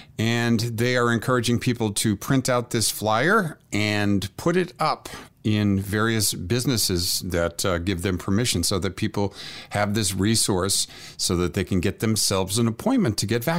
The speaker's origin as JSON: {"language": "English", "town": "Worcester", "region": "Massachusetts", "country": "United States", "said": "I come from Abbie Hoffman land."}